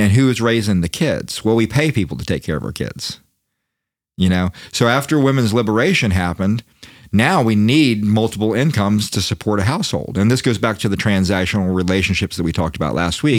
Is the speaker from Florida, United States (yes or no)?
yes; Daytona Beach, Florida, United States; I'm from Daytona Beach